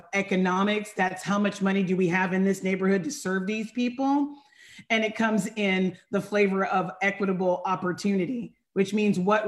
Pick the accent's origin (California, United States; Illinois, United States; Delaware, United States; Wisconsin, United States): California, United States; Sacramento area, Northern; I am from Northern California